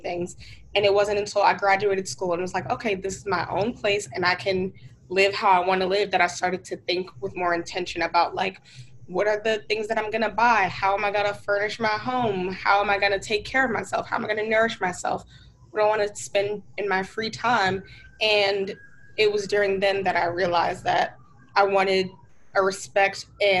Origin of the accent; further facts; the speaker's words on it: Newark, New Jersey, United States; also born or lived in New York; So I'm from Newark, New Jersey. That's where I was born and raised.